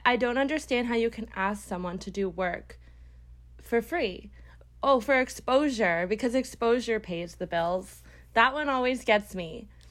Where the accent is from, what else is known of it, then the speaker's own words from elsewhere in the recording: Brampton, Ontario, Canada; I am from Brampton, Ontario. It's close to Toronto